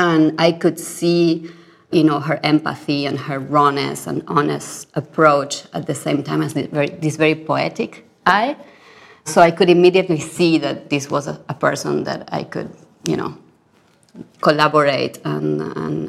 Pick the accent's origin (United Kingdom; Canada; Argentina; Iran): Argentina; I come from Argentina.